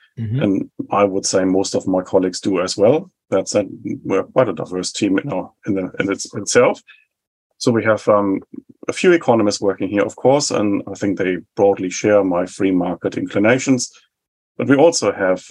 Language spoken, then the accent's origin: English; Germany; moved away as an adult; now in New Zealand; I was born in 75 in West Germany, and that was a time, of course, when my home country was divided